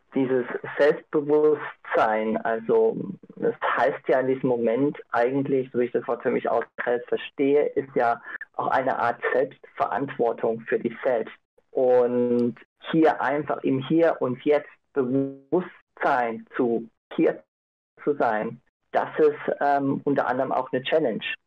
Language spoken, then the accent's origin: German; Innsbruck, Tyrol, Austria; also born or lived in Ireland; ich komme aus Innsbruck, habe vor fünf Jahren in Irland gelebt